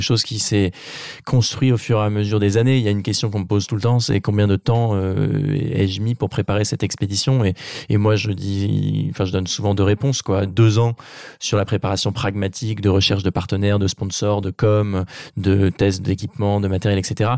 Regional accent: Normandy, France; ma région natale qui est la Normandie

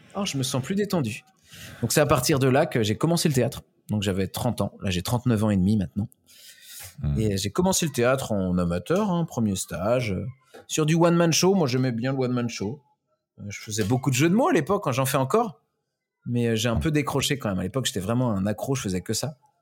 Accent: Pays de la Loire, France; je viens de la région de plutôt du Maine-et-Loire, donc de l'Ouest, mhm. Manger, Angers, euh, Saumur

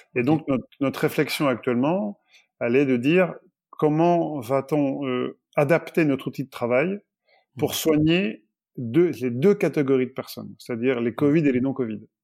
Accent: France; on est français, on reste français

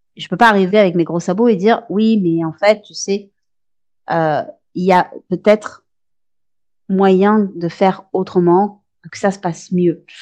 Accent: France; chez nous en France

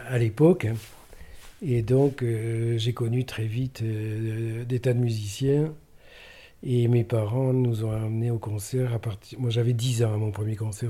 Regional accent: Pau, Nouvelle-Aquitaine, France; je suis né à Pau

